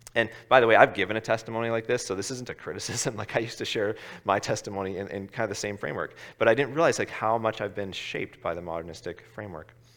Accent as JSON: {"language": "English", "town": "Ottawa", "region": "Ontario", "country": "Canada", "moved": "yes", "said": "I'm from Ottawa originally"}